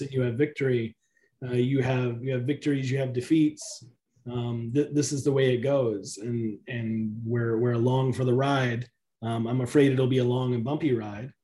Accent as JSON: {"language": "English", "region": "the South", "country": "United States", "tie": "born or raised there", "said": "I grew up in the South in the in a predominantly African American community"}